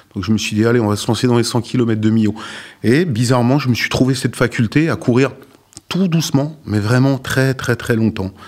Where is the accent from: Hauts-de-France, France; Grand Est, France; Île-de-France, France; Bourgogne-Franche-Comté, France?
Bourgogne-Franche-Comté, France; Sochaux; now in La Ciotat, France; Sochaux, ma ville natale